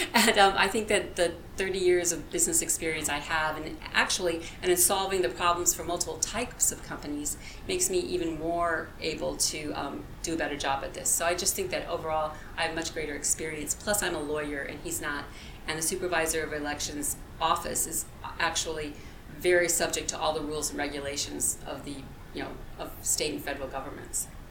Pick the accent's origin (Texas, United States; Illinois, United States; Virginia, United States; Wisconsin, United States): Illinois, United States; farm area of; moved away; I was born in the Midwest. Um, I grew up in the farm area of Illinois